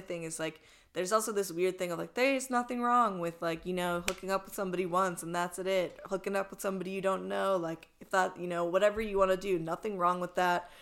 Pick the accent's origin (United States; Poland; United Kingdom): United States; East Coast; now in Los Angeles, United States; I'm from the East Coast